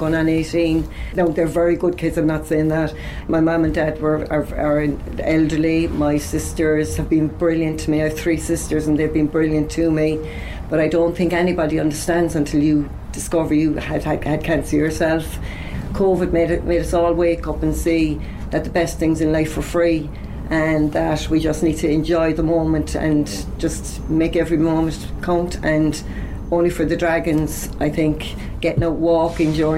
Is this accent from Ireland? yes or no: yes; Cork, Munster, Ireland; now in Carrigaline, Ireland; I'm originally from the north side, so I'll always be an Ori, no matter what.